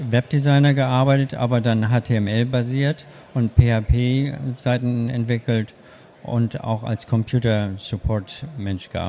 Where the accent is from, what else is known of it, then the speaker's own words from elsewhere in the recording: Hannover, Lower Saxony, Germany; born there; also born or lived in Hamburg / United States; now in Berlin, Germany; Ich komme ursprünglich, ich bin geboren in Hannover, habe lange in Hamburg gelebt und dann in den USA und bin 2001 nach Berlin gekommen.